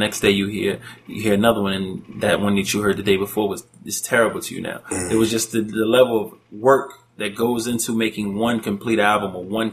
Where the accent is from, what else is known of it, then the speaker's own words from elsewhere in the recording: Milwaukee, Wisconsin, United States; also born or lived in Louisiana / New York; I was born in Louisiana. Mm-hmm. I grew up in Milwaukee. I went to high school in Milwaukee